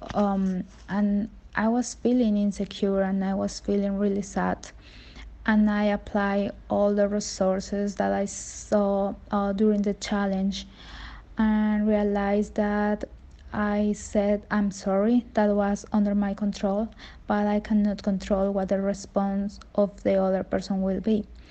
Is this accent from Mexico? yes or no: yes; Veracruz, Mexico; I'm from Veracruz, Mexico.